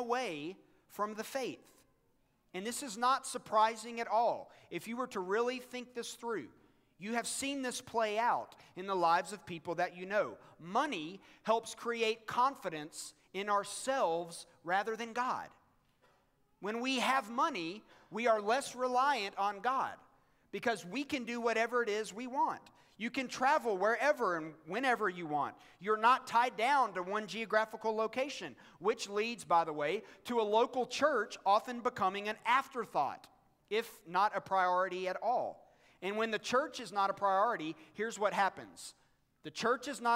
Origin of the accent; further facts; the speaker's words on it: United States; as American Christians